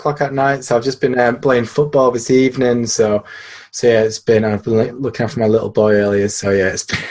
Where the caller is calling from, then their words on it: Yorkshire and the Humber, United Kingdom; I'm in a pretty rainy Yorkshire, which is in the north of England.